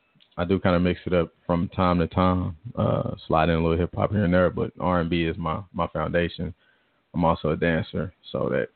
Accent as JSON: {"language": "English", "town": "Tulsa", "region": "Oklahoma", "country": "United States", "said": "I'm from Tulsa. Okay. Yeah, I've definitely performed outside of Tulsa."}